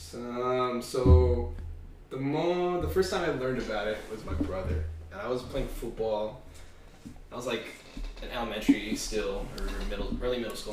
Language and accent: English; West Covina, California, United States; also born or lived in Baldwin Park, California; my parents moved into West Covina, and that's like kind of like where the rest of my life has been taking place